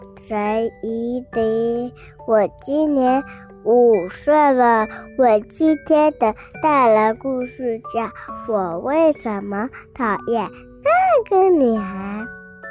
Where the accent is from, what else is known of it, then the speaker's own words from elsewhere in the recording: Huizhou, Guangdong, China; 我来自惠州，